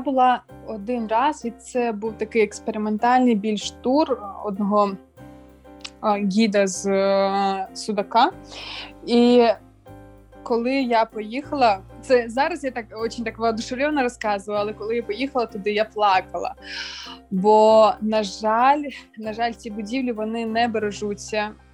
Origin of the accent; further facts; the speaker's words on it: Bakhchysarai, Crimea, Ukraine; Я сама народилася в Бахчисараї